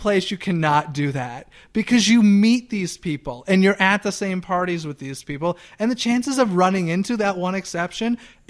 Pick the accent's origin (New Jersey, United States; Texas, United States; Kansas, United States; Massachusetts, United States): Massachusetts, United States; Boston; I'm from Boston, Massachusetts.